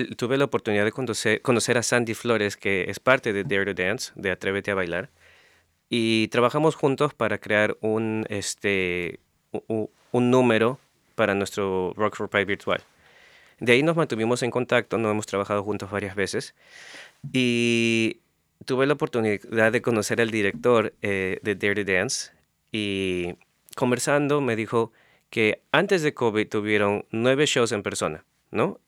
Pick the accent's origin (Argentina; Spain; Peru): Peru; moved away; desde que vivía en Perú